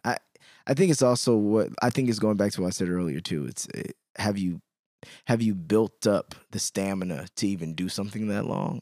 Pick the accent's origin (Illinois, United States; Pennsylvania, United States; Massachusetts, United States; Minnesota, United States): Illinois, United States; Chicago; I'm from Chicago